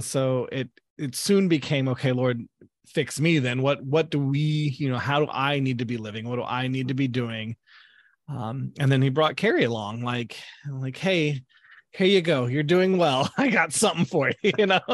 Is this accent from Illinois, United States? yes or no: yes; Southern Illinois, United States; moved away as an adult; now in Greensburg, Indiana, United States; I grew up down in Southern Illinois, which is way down below Chicago, uh, down near Saint Louis area